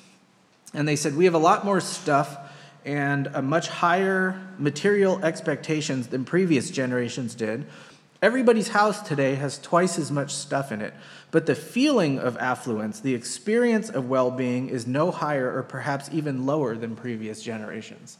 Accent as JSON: {"language": "English", "country": "United States", "said": "Americans tend to choose money and earning over time. And that's kind of our big thing"}